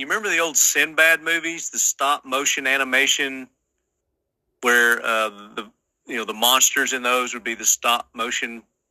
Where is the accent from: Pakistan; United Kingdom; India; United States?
United States; Sparta, Tennessee; born or raised there